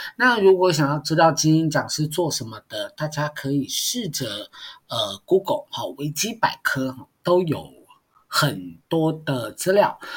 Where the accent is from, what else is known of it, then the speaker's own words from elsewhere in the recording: Taiwan; first language Mandarin; 很多人其实是不会讲台语的，但是是台湾人，我就是一个很典型的例子啊。我小的时候，我阿公阿嬷跟我们讲台语，我们都用国语去回他。